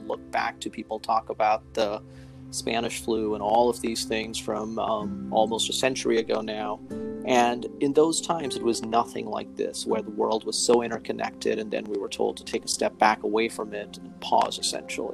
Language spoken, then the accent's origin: English; India; also born or lived in Chicago, United States; now in Newark, United States; I actually was born and raised in India originally, and then moved to Chicago, which is where I did my undergraduate medical school and residency training